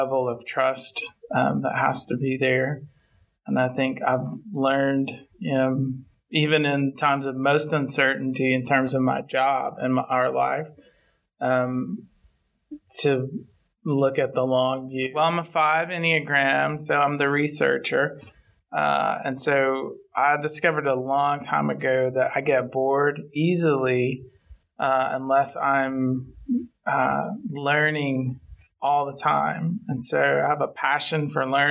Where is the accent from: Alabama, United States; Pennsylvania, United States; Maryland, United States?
Alabama, United States; Town Creek; moved away as an adult; also born or lived in Florence, Alabama; now in Nashville, United States; I'm from Northwest Alabama, a small town called Town Creek, which is basically a cotton field in the middle of nowhere.